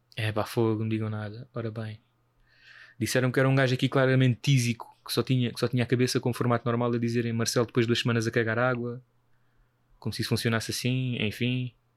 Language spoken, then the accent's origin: Portuguese; Portugal